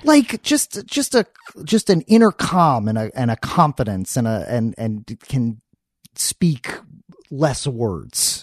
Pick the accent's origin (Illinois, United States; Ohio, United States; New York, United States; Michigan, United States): New York, United States; New York City; moved away as an adult; also born or lived in Philadelphia; now in Los Angeles, United States; I was born in Philadelphia, uh, and then very quickly moved to New York City